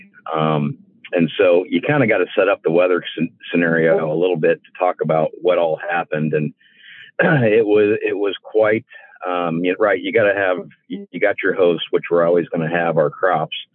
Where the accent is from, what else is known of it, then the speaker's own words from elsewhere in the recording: Adams County, Illinois, United States; It is my home area. I grew up in Adams County, which is on the western side